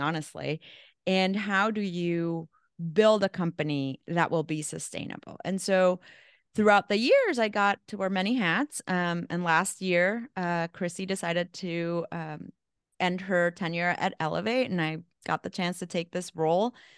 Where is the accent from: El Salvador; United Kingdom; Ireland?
El Salvador; also born or lived in Mexico; now in New York, United States; I'm from El Salvador, so small little country. Grew up in a, in a war zone